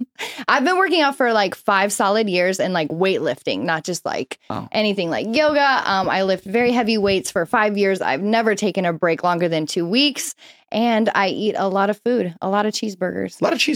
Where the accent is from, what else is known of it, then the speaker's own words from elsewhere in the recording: Illinois, United States; also born or lived in Florida; now in Los Angeles, United States; Oh, I was born in the Midwest and I lived in Florida. Illinois. Very small town girl.